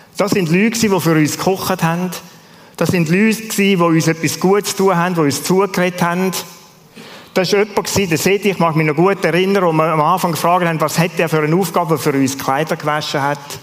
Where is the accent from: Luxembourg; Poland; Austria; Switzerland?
Switzerland; als Schweizer